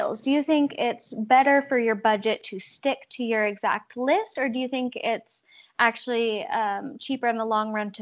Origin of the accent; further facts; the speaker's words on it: West Coast, United States; now in South Dakota, United States; we don't have a Sprouts here in South Dakota where I live now, but I'm from the West Coast